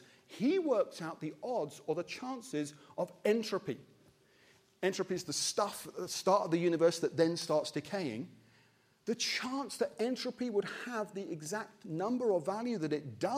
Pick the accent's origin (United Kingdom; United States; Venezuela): United Kingdom; Wimbledon, London; I'm from Wimbledon